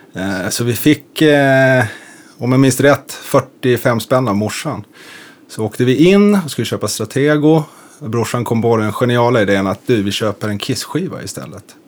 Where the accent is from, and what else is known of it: Umeå, Västerbotten County, Sweden; born or raised there; moved away as an adult; also born or lived in Lund; now in Stockholm, Sweden